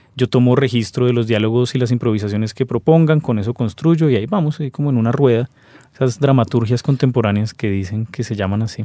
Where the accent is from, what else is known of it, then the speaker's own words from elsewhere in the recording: Colombia; somos colombianos